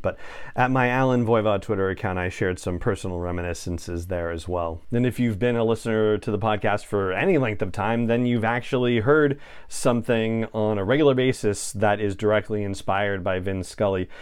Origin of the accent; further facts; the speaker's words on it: Los Angeles, California, United States; moved away; I grew up in Los Angeles and spent the first decades of my life there